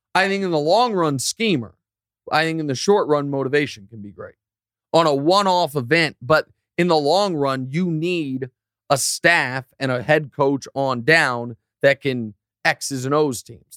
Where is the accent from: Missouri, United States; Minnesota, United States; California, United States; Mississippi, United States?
Missouri, United States; Kansas City; moved away; also born or lived in Los Angeles / New York; Kansas City to see the World Cup played in my hometown